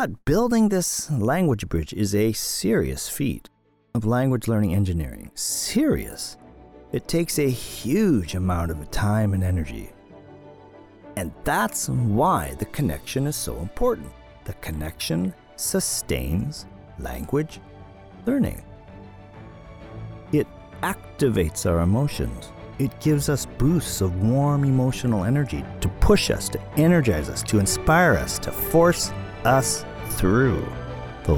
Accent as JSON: {"language": "English", "country": "Canada", "moved": "yes", "lives_now": "Tokyo, Japan", "said": "my home country, Canada"}